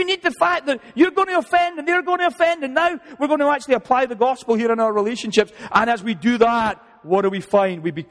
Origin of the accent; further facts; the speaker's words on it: Scotland, United Kingdom; now in United States; I even like being Scottish